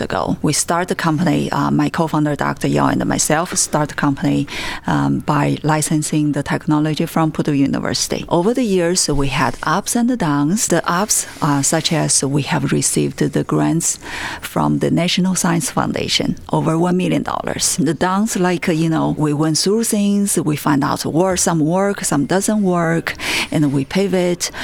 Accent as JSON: {"language": "English", "country": "China", "tie": "born or raised there", "moved": "as an adult", "lives_now": "United States", "said": "I have lived in states for 20 years. I grew up in China."}